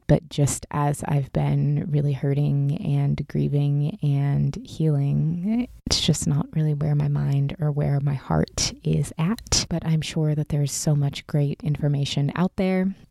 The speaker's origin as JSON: {"language": "English", "region": "Pacific Northwest", "country": "United States", "tie": "born or raised there", "moved": "as an adult", "lives_now": "Southern California, United States", "said": "I grew up in the Pacific Northwest, was born and raised there."}